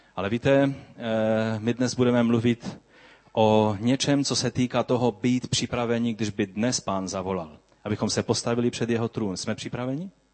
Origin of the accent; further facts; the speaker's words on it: Czechia; abychom žili jako slušní občané naši, naší země